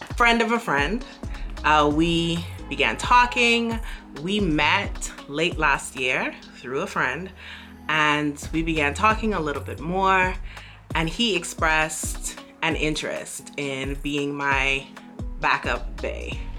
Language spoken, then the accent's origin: English; Bahamas; moved away as an adult; now in Beijing, China; I'm from the Bahamas and we have beaches for days